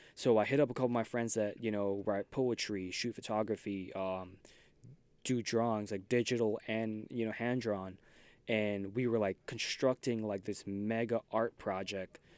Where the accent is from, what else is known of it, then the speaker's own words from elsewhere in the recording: New York City, New York, United States; I'm from Queens